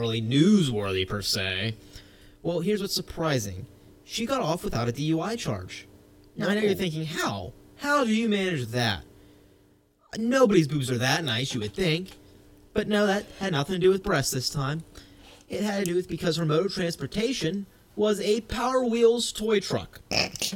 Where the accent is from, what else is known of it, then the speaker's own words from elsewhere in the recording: the South, United States; I'm from the South